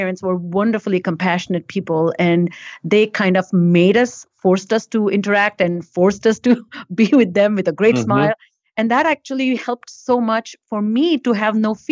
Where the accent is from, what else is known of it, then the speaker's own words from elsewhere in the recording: India; now in United States; I grew up in India before I came to US